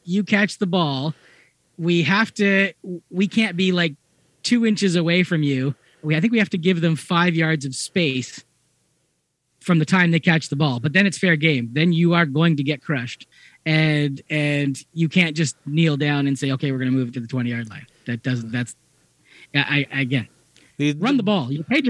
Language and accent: English; Ontario, Canada; I grew up just outside of Hamilton, so I am not a Toronto fan when it comes to football.